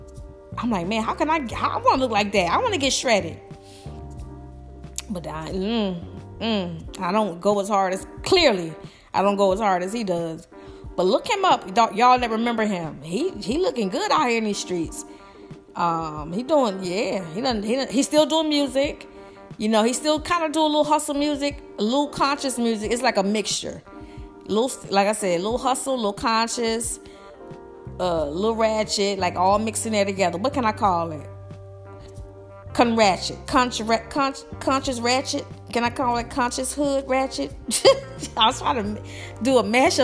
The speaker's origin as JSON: {"language": "English", "region": "Alabama", "country": "United States", "said": "I'm from Alabama."}